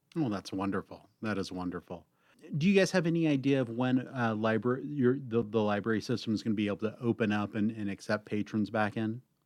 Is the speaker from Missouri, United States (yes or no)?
no; Cave Junction, Oregon, United States; I grew up out in the Cave Junction area